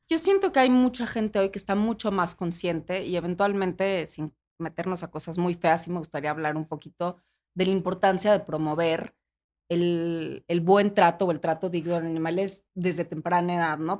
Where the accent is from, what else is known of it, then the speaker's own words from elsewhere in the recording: Mexico; como mexicanos